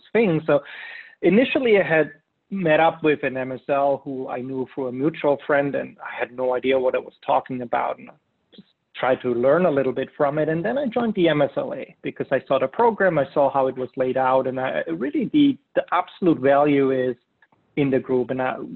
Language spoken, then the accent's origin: English; Germany; moved away; I'm from Germany.